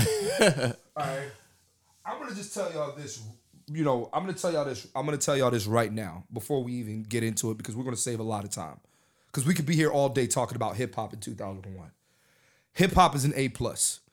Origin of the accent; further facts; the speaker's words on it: Philadelphia, Pennsylvania, United States; I'm from Philadelphia